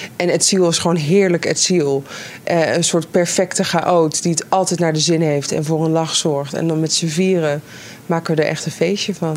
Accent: Netherlands; We, we zijn Nederlanders

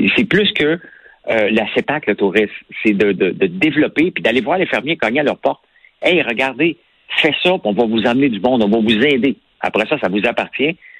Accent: Outaouais, Quebec, Canada; accent: Québécois; also born or lived in Gatineau / Montreal; quand j'étais jeune, je suis parti de l'Outaouais pour aller à, Gatineau étudier

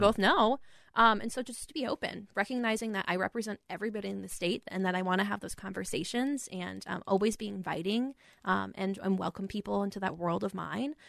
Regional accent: Rapid City, South Dakota, United States; moved away as an adult; also born or lived in Aberdeen, South Dakota; now in Minneapolis, United States; I was born in Aberdeen, South Dakota, grew up in Rapid City.

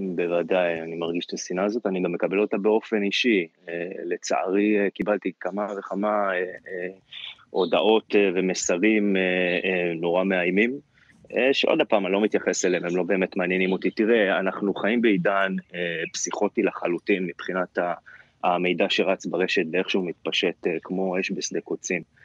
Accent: Israel; אני תופס את עצמי כ- כרגע כישראלי, כאזרח

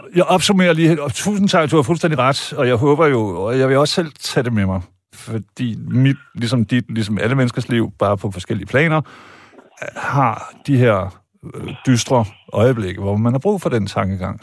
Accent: Vejle, Southern Denmark, Denmark; jeg er født og opvokset i Vejle

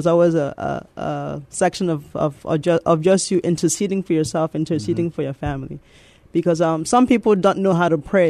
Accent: New York City, New York, United States; accent: mixture of Nigerian and the Bronx, New York accent; moved away as an adult; also born or lived in Nigeria; now in San Antonio, United States; I was born in Nigeria, and I came here when I was 10 years old, and I grew up in the Bronx, New York.

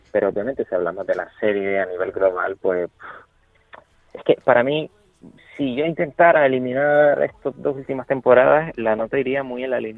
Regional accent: another Canary Island, Canary Islands, Spain; yo soy de otra isla

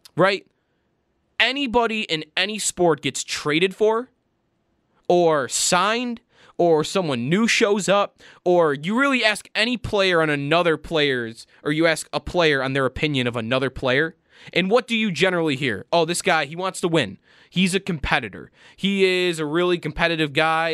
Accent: Buffalo, New York, United States; kid growing up in Buffalo, New York

